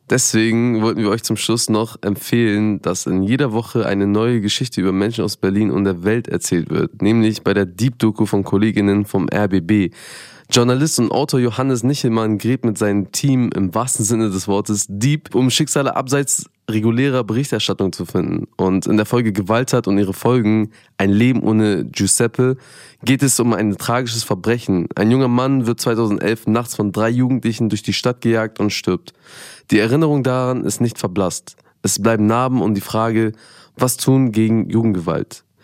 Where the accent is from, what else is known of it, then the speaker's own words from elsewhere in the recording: Afghanistan; ich als Afghane quasi in einem, in so einem Environment voller Perser und IranerInnen, ähm, habe mich dann auch zugehörig gefühlt